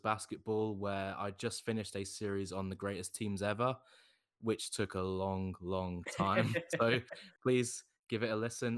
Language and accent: English; United Kingdom; As being a Brit, we don't have anything like this in Britain